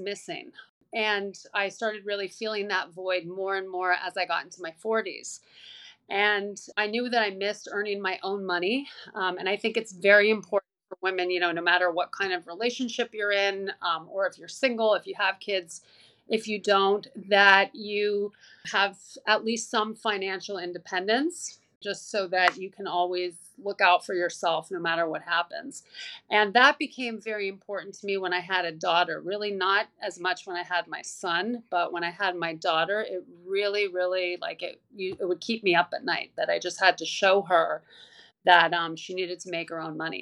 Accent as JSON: {"language": "English", "country": "Canada", "also_born_or_lived": "Toronto", "moved": "as an adult", "lives_now": "New York City, United States", "said": "I live in New York City now, but I'm originally from Canada"}